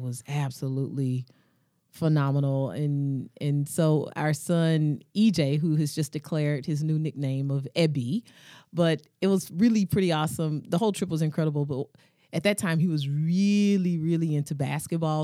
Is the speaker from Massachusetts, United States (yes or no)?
no; Chattanooga, Tennessee, United States; moved away; also born or lived in Georgia; my mother, uh, who are in ministry in Chattanooga, Tennessee, which is my birthplace